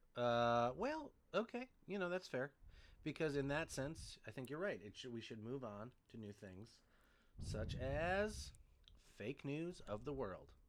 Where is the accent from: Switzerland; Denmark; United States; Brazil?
United States; I'm an American